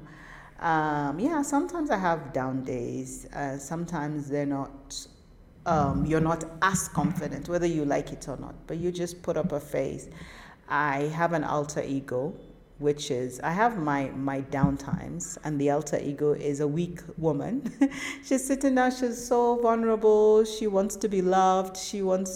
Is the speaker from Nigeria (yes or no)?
yes; Northern Nigeria, Nigeria; I'm a Muslim Northern Nigerian woman